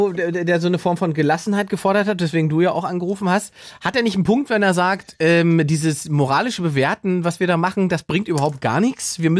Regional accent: East Germany, Germany; bin ja auch Ossi, deswegen ähm, muss ich oder muss mir tatsächlich ähm, ähm, auch darüber Gedanken machen, beziehungsweise wurde das erste Mal mit meiner ostdeutschen Identität überhaupt konfrontiert, als ich in Westdeutschland auf Tournee war.

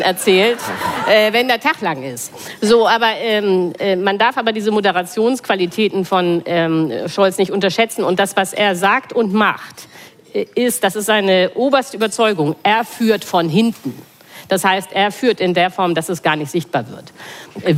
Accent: Hamburg, Germany; ich bin aus Hamburg

